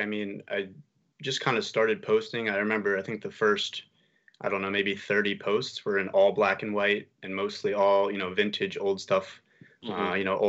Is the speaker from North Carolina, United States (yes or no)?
no; Camden, New Jersey, United States; we're golfers from Camden and we're actually pretty good too.